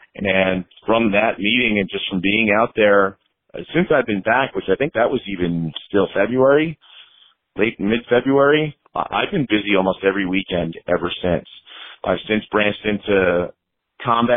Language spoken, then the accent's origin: English; New Jersey, United States; moved away as an adult; now in Florida, United States; I'm not originally from Florida. I'm from New Jersey originally, and I've been down here about 9 years now